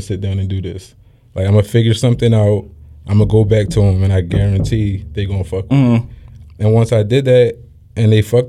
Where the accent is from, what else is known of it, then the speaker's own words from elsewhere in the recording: Philadelphia, Pennsylvania, United States; I grew up in Germantown.